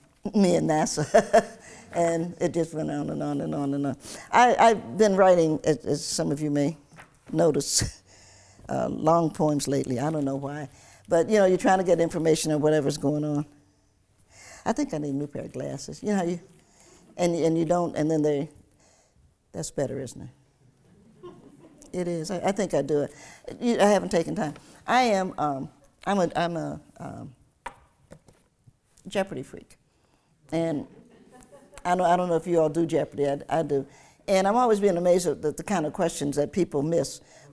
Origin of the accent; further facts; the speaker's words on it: Knoxville, Tennessee, United States; I am, of course, a native Tennessean. I was born in Knoxville.